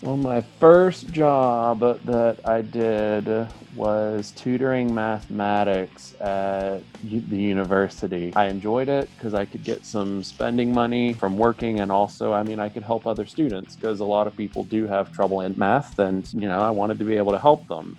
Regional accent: northwest Florida, United States; first language English; also born or lived in Pensacola; I'm from the northwest part of Florida in the United States, the city that I live in, it's Pensacola.

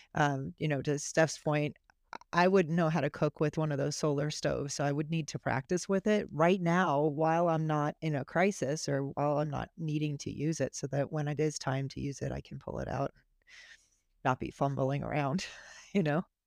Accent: Florida, United States; I'm from Florida

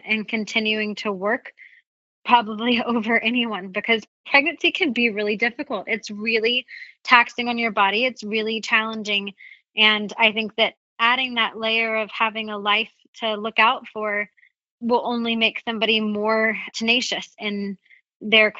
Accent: the South, United States; where I grew up in the South

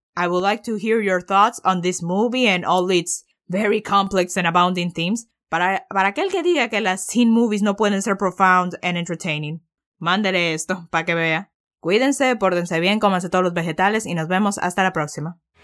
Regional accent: Dominican Republic; soy dominicano

